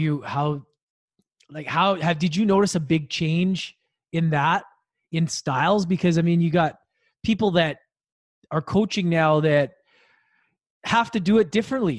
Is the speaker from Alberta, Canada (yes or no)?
yes; Edmonton, Alberta, Canada; growing up in Edmonton